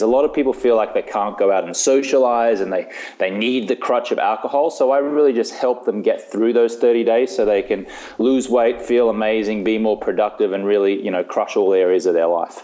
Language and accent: English; Australia; moved away as an adult; now in Los Angeles, United States; I live in Los Angeles, California. So, although I am Australian, I've been living in the States now for about 11 or 12 years.